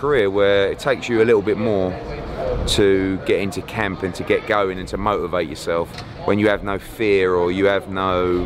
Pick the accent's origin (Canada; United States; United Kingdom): United Kingdom; we're British